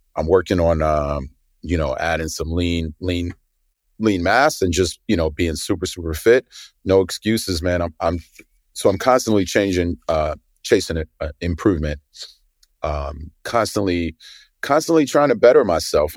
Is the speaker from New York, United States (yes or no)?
yes; New York City, New York, United States; I grew up in Brooklyn in the eighties